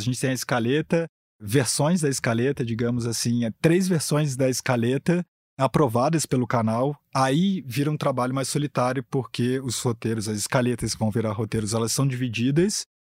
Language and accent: Portuguese; Rio de Janeiro, Brazil; sou carioca